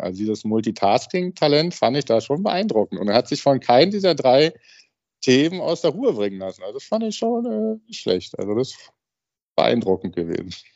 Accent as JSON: {"language": "German", "region": "Berlin", "country": "Germany", "said": "weil ich aus Berlin bin"}